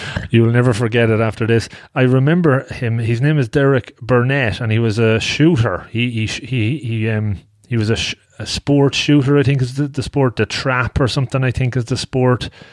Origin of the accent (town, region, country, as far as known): Longford, Leinster, Ireland; born or raised there